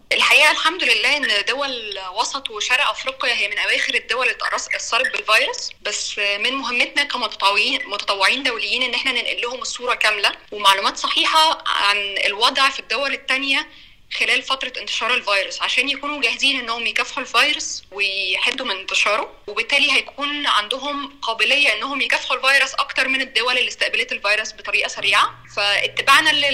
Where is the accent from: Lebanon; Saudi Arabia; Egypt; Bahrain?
Egypt; moved away as an adult; also born or lived in Cairo; now in South Sudan; انا من مصر